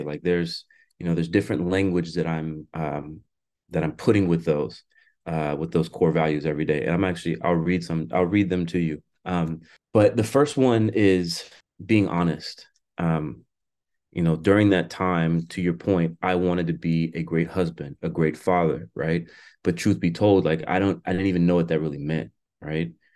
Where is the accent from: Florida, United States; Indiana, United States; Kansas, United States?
Florida, United States; now in Washington, United States; my home state of Florida